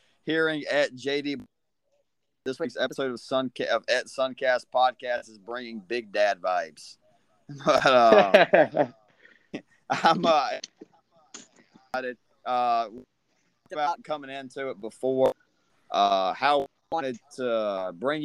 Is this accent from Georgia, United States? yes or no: yes; Leesburg, Georgia, United States; the area I grew up in Leesburg, Georgia